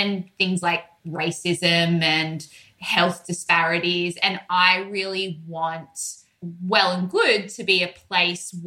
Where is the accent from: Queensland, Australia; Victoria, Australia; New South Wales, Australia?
New South Wales, Australia; Sydney; accent: broad Australian; moved away as an adult; now in New York, United States; I'm from Sydney